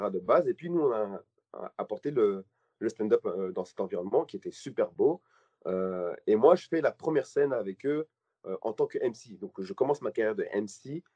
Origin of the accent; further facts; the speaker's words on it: Belgium; je suis belge